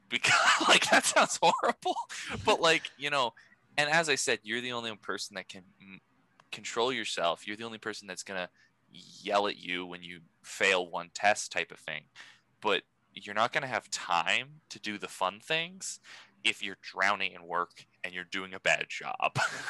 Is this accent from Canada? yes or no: no; France; Oh, I know, but these are fancy words. We're from France, so this is a highbrow podcast.